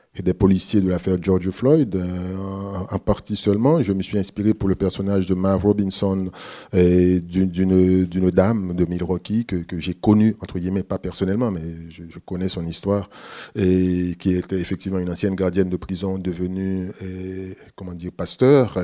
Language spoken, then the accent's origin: French; Haiti; je suis haïtien